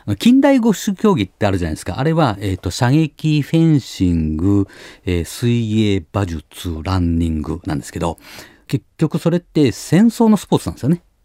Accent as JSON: {"language": "Japanese", "region": "Kyoto", "country": "Japan", "tie": "born or raised there", "said": "僕あの京都の出身なんですけど"}